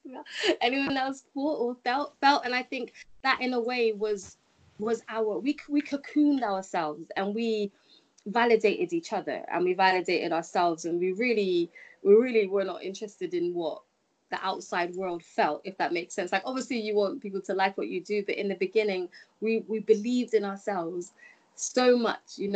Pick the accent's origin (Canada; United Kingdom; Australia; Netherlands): United Kingdom; as a British person